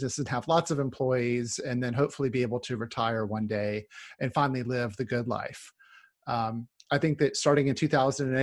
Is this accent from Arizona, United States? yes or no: no; North Carolina, United States; also born or lived in Seattle; now in Orcas Island, United States; I'm from North Carolina originally, but Northwest is home for sure